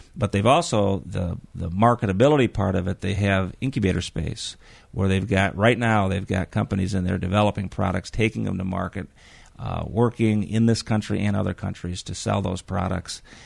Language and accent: English; Muskegon, Michigan, United States; born and raised in Muskegon